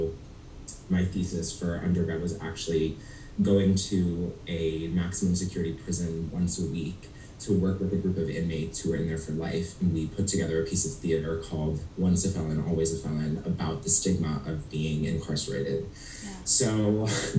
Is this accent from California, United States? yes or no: no; Cleveland, Ohio, United States; also born or lived in Chicago; now in New York City, United States; I'm from Cleveland, Ohio, so I consider myself a Midwest man, who's now in New York City